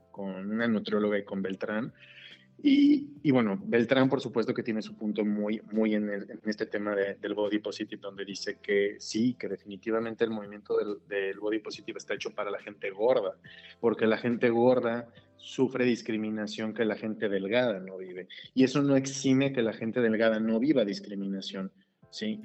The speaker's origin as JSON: {"language": "Spanish", "town": "Celaya", "region": "Guanajuato", "country": "Mexico", "said": "soy de Celaya"}